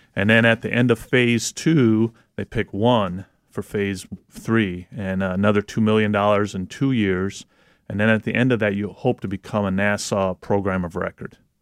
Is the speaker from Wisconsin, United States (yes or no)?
yes; Wisconsin, United States; now in Michigan, United States; I'm originally from Wisconsin. Um, now living in Michigan